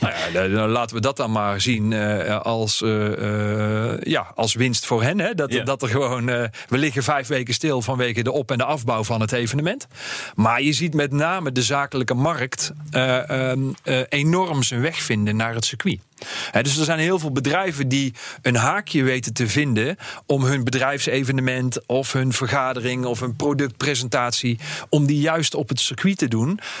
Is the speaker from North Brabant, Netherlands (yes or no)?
yes; North Brabant, Netherlands; moved away; ik ben Brabander